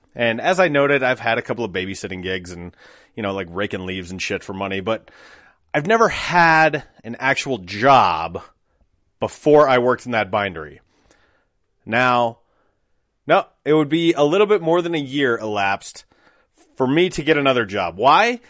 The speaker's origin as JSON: {"language": "English", "town": "Applewood", "region": "Colorado", "country": "United States", "tie": "born or raised there", "said": "I grew up in Applewood, so not far from, like, twentieth and Youngfield or thirty-second and Youngfield."}